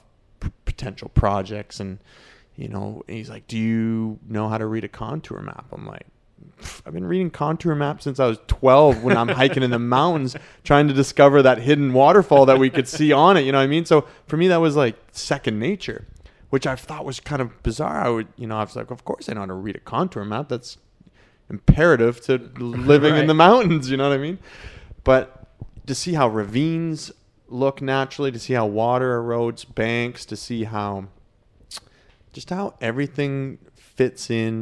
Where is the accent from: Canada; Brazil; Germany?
Canada; Canmore, Alberta; Growing up, where I grew up in Canmore, Banff, like it's the same.